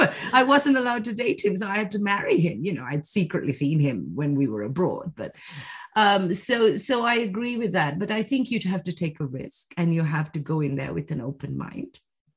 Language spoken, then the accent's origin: English; Sri Lanka; also born or lived in United Kingdom / China; now in Switzerland; I grew up in Sri Lanka, then I went to the UK, came back to Sri Lanka, 10 years in China, now in Switzerland.